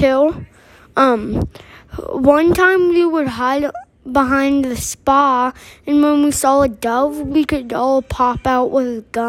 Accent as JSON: {"language": "English", "region": "Arizona", "country": "United States"}